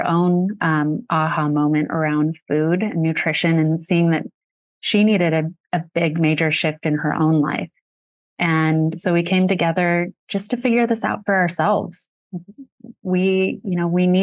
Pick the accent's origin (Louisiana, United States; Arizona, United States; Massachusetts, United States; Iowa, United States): Arizona, United States; Sedona; growing up in Sedona